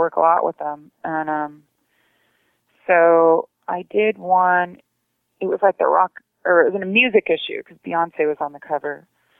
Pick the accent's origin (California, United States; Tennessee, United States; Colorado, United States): California, United States; San Diego; Well, I think growing up in San Diego, I was always at the beach, and it's just kind of a natural transgression because it's kind of a beach chick growing up.